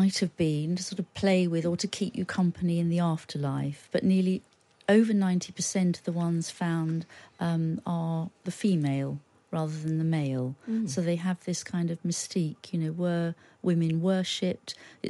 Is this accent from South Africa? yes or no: no; United Kingdom; And as a Brit, you can feel quite ashamed of that.